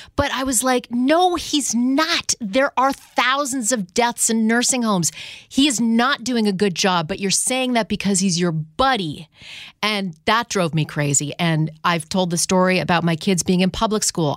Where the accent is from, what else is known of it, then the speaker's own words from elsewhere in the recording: Canada; in Canada growing up